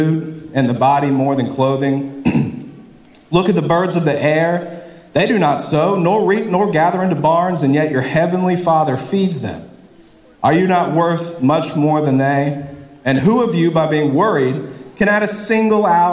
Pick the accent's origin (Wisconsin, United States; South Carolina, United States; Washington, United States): South Carolina, United States; Columbia; I'm from Columbia